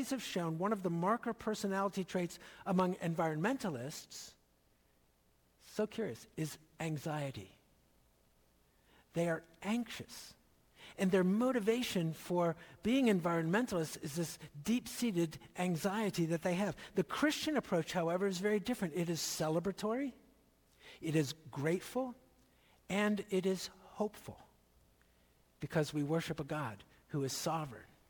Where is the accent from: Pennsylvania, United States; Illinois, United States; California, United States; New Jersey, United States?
Pennsylvania, United States; not far from Lancaster County; When I was growing up in Pennsylvania, not far from Lancaster County